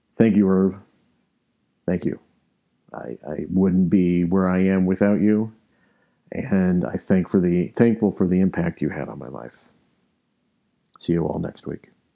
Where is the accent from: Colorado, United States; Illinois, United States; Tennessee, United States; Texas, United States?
Colorado, United States; Arvada; I grew up in Arvada